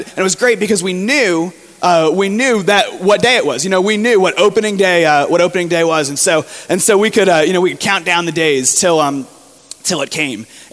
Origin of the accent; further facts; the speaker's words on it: near Fort Lauderdale, South Florida, United States; moved away; I grew up in South Florida, right near Fort Lauderdale